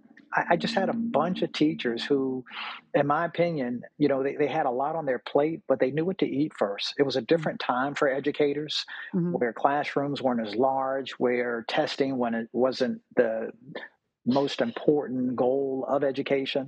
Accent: Virginia Beach, Virginia, United States; I'm from Virginia, Virginia Beach, Virginia

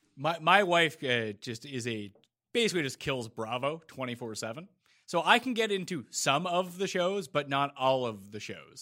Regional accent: Canada

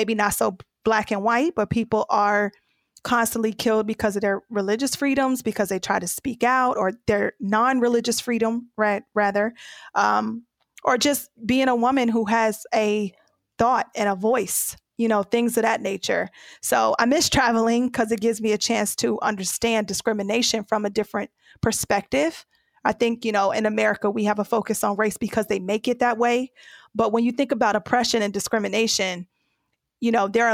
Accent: United States; I'm from the U.S.

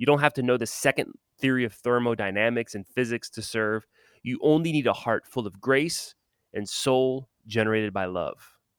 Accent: New Orleans, Louisiana, United States; Because I'm from New Orleans. I'm not from down the bayou.

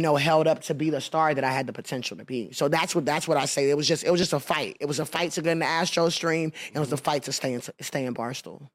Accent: Houston, Texas, United States; I'm from Houston, Texas

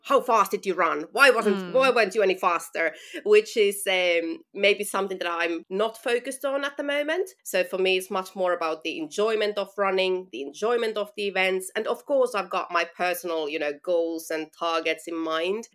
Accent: Finland; moved away as an adult; now in London, United Kingdom; I'm originally from Finland. So, that's you know where I'm from and where the accent is from

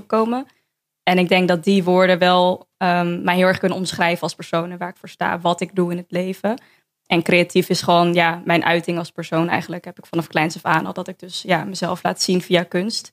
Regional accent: Amsterdam, North Holland, Netherlands; born or raised there

